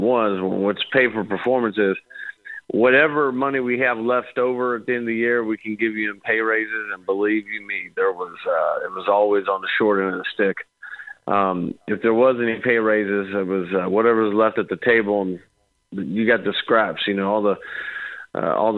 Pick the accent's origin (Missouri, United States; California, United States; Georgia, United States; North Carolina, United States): Missouri, United States; St. Louis; I grew up in the Midwest, and, you know, we're out of, say, St. Louis area